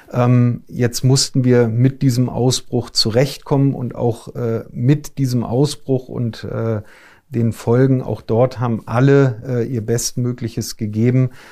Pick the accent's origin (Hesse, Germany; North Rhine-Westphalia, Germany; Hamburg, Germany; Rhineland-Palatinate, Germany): Hamburg, Germany; ich bin, äh, ein Hamburger Jung